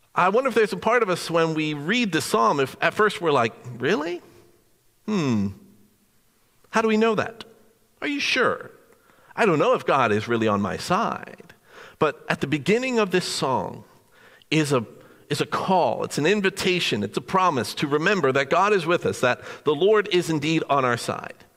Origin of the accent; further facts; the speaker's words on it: New Jersey, United States; Being born and raised in New Jersey